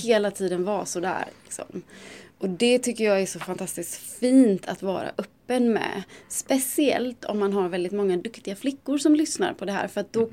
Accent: Gothenburg, Västra Götaland, Sweden; now in Stockholm, Sweden; Jag är från Göteborg

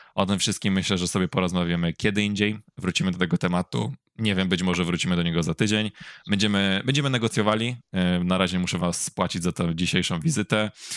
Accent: Poznań, Greater Poland, Poland; ja będąc poznaniakiem rodzonym

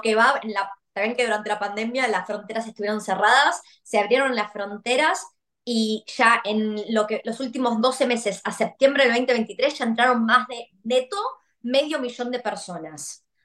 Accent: Argentina; now in Australia; siendo argentina

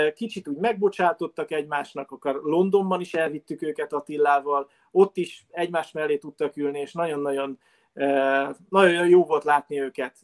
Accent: Hungary; moved away as an adult; also born or lived in England; mint magyarok, mint magyar-magyarok

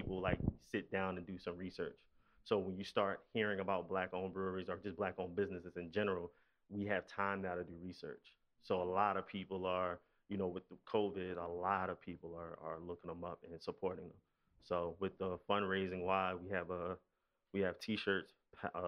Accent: Philadelphia, Pennsylvania, United States; I'm from West Philly. I actually went to school up the street from here at Ben Franklin

